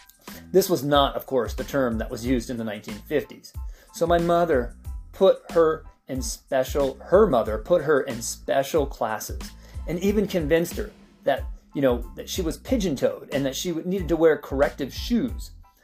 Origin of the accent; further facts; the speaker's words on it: San Diego, California, United States; also born or lived in Idaho / Gillette, Wyoming; You know, I was born in San Diego, but we moved a lot. I mean, we lived in Idaho when I was like 3 or 4. We would then move back to San Diego.